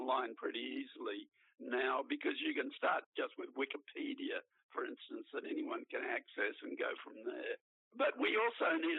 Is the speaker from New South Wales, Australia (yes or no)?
no; Brisbane, Queensland, Australia; I grew up in Queensland